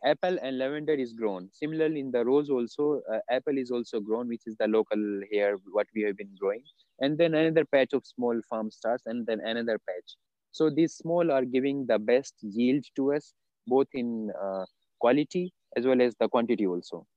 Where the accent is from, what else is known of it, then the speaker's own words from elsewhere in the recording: India; I was born in India, and of course, I'm living in India only now